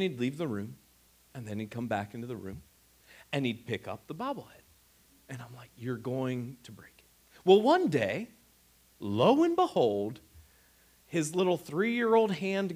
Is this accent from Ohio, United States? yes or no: yes; Northeast Ohio, United States; we're also from Northeast Ohio